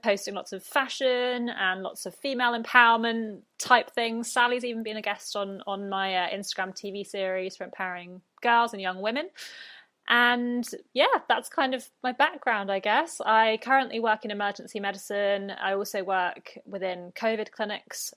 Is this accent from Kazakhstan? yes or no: no; United Kingdom; accent: British; moved away as an adult; now in Brisbane, Australia; I'm British, if the accent did not give me away.